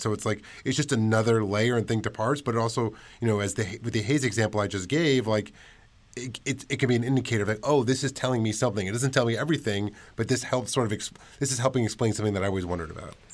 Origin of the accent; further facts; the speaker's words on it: New York City, New York, United States; I grew up in Washington Heights